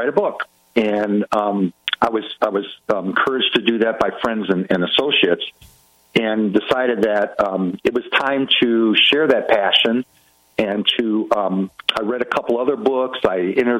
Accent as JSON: {"language": "English", "town": "Cleveland", "region": "Ohio", "country": "United States", "tie": "born or raised there", "also_born_or_lived": "Kansas", "moved": "as an adult", "said": "Cleveland, Ohio, which is my hometown"}